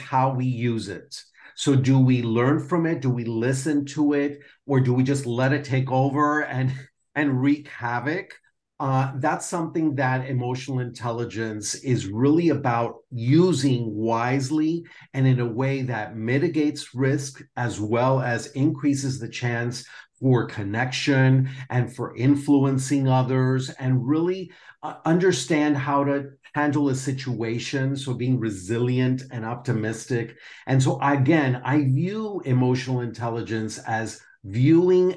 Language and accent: English; Miami, Florida, United States; moved away as an adult; also born or lived in Perth, Australia; now in Spain; I'm a native from Miami, and I have lived in a couple different places in the world that I also call home, like Perth, Australia, and now Spain.